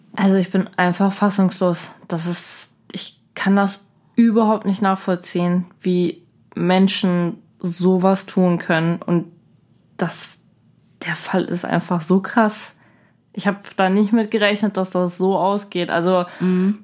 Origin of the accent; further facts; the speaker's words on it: Germany; bei uns in Deutschland